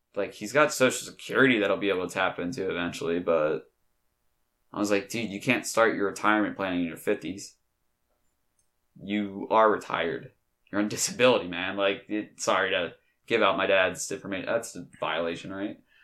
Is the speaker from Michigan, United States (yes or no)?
no; Delaware, United States; I'm from Delaware